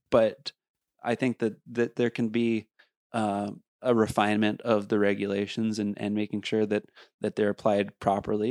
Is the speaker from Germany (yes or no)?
no; Beaver Creek, Colorado, United States; I come from Beaver Creek